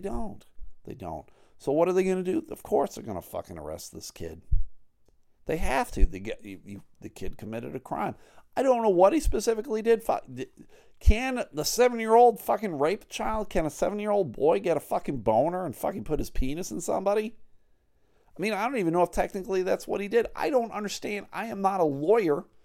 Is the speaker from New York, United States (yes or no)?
yes; Buffalo, New York, United States; now in Michigan, United States; I live in Michigan. Uh, I grew up in Buffalo